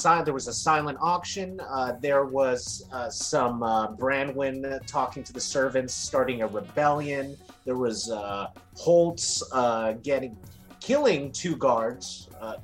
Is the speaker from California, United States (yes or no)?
yes; San Francisco, California, United States; I'm from San Francisco, and it's a place called The Jungle.